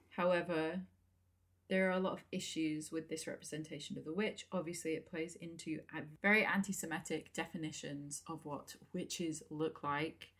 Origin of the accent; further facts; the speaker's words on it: England, United Kingdom; I keep saying aluminum. We're English.